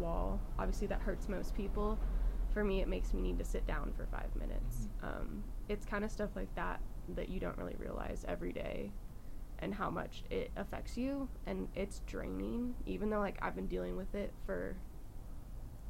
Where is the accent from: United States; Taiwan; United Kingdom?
United States; California; moved away; I grew up in California.